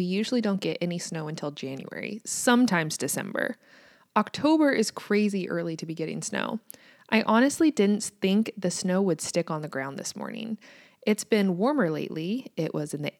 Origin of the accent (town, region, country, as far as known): United States; also born or lived in Kansas